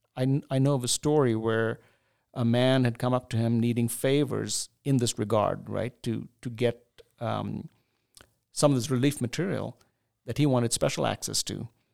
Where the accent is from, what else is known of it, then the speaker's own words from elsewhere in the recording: Chennai, Tamil Nadu, India; also born or lived in New Delhi, India / Pittsburgh, United States; now in United States; growing up in India, in southern India, in the city of Chennai, which was called Madras at that time